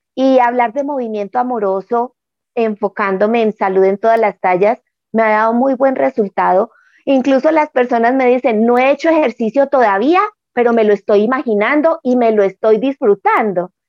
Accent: Manizales, Caldas, Colombia; moved away as an adult; Volví a mi tierra, ahora vivo en Manizales, que es la ciudad donde yo nací, después de haber estado 30 años por fuera en otra ciudad

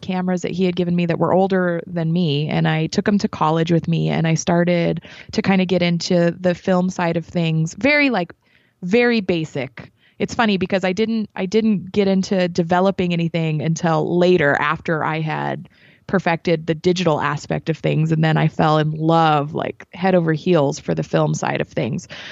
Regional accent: New Mexico, United States; moved away as an adult; now in Las Vegas, United States; I'm originally from New Mexico

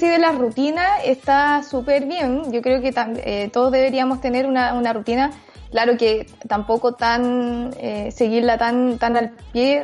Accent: Chile; como chilenos

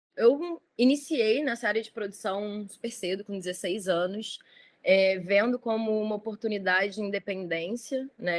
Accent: Rio de Janeiro, Brazil; Eu sou galerista, produtora carioca, nascida e criada no Rio.

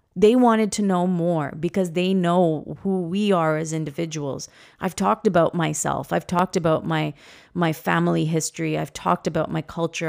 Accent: Toronto, Ontario, Canada; we were born and raised here in Toronto

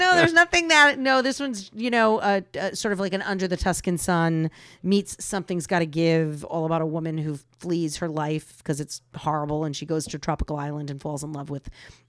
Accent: New England, United States; I grew up in New England. What can I say? I'm hardcore.

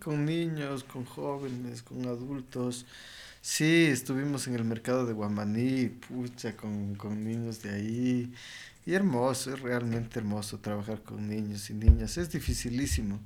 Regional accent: Ecuador; en Ecuador

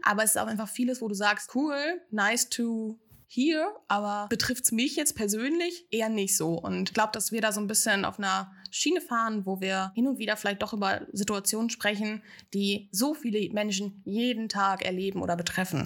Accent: Ostwestfalen-Lippe, North Rhine-Westphalia, Germany; moved away as an adult; now in Hamburg, Germany; Ich komme eigentlich wirklich von einem ganz platten Dorf unten in Ostwestfalen-Lippe

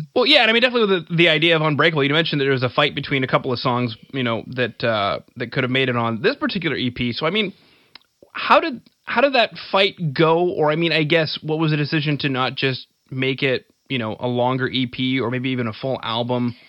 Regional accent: Canada; I'm from Canada

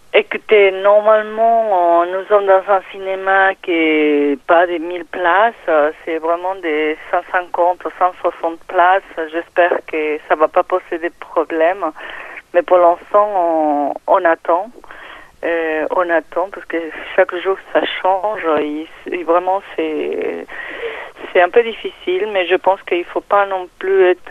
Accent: Peru; French is a second language; moved away as an adult; now in France; quand ils entendent mon accent, ils me demandaient d'où je venais, et, euh, le Pérou

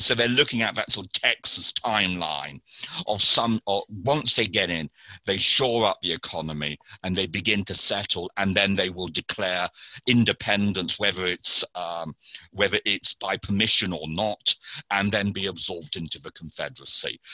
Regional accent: United Kingdom; as a Brit

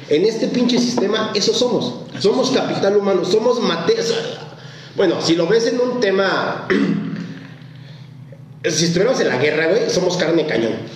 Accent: Mexico; Aquí en México

